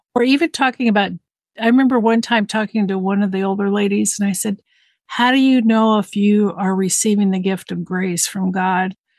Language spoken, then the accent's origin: English; Southern California, United States; moved away as an adult; I was raised in Southern California in a very diverse community